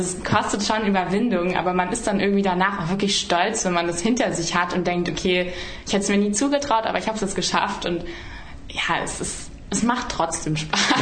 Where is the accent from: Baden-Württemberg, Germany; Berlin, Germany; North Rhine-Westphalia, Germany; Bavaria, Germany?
Baden-Württemberg, Germany; Emmendingen; also born or lived in Emden; ich bin in Emden geboren und dann sind wir in ein Dorf gezogen, das äh, in Windenreute